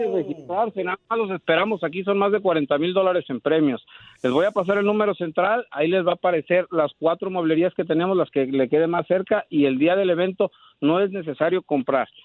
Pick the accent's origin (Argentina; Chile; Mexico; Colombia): Mexico; Michoacán; now in Dallas, United States; Nosotros somos este de Michoacán